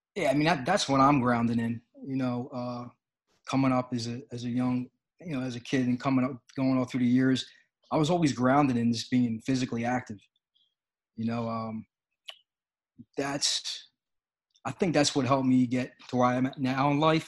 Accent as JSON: {"language": "English", "town": "Philadelphia", "region": "Pennsylvania", "country": "United States", "said": "I'm from Philadelphia"}